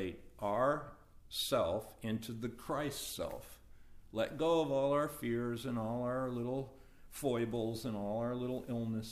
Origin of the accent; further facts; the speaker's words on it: United States; I incarnated as an American